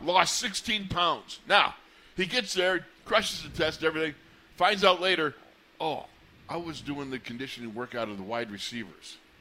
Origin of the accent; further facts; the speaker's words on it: Buffalo, New York, United States; when I was growing up in Buffalo, New York